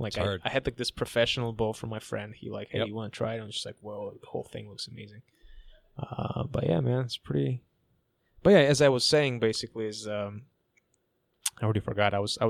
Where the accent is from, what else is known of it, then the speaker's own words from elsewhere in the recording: California, United States; moved away as an adult; also born or lived in Toronto; I'm from California.